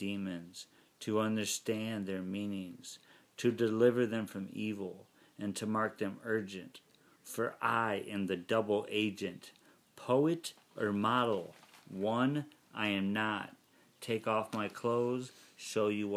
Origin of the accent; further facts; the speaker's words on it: Detroit, Michigan, United States; I was from Detroit